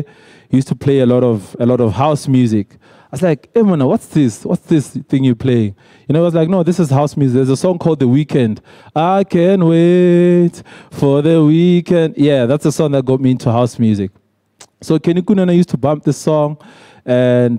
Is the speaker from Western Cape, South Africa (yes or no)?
no; Welkom, Free State, South Africa; also born or lived in Senekal / Bloemfontein; So I grew up in the Free State, in Welkom